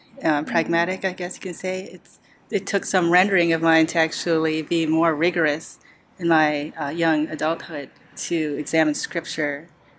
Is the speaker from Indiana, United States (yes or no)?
yes; outside of Chicago, a suburb in Indiana, United States; moved away as an adult; also born or lived in New York City, United States; now in Sydney, Australia; I grew up outside of Chicago, Illinois, in the middle of the United States, and in a suburb in Indiana. It was a small town, about 20,000.